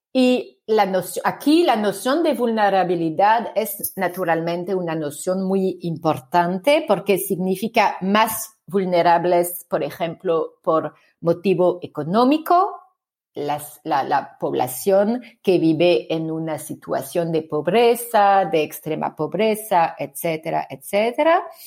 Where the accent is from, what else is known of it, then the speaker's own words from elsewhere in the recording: France; accent: French; Spanish is a second language; mi acento francés muy fuerte